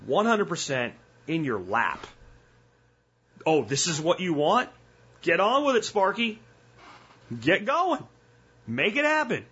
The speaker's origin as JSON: {"language": "English", "region": "New Jersey", "country": "United States", "moved": "yes", "said": "I'm from Jersey. A lot of people don't know that. I was born in Jersey"}